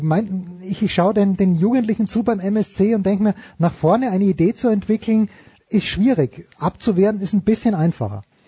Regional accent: Austria; ich komme aus Österreich

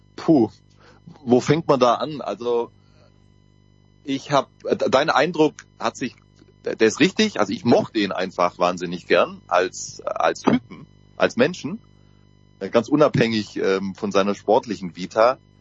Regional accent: Southern Germany, Germany; kommen wir aus Süddeutschland

